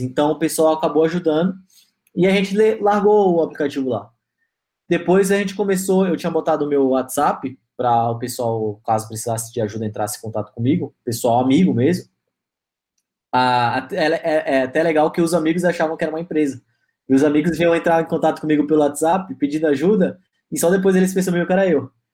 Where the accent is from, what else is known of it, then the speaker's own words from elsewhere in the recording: Alphaville, São Paulo, Brazil; also born or lived in Manaus / Bahia; Meu pai veio conhecer Alphaville, gostou, e a gente acabou mudando. Estamos aqui já vai é, fazer 20 anos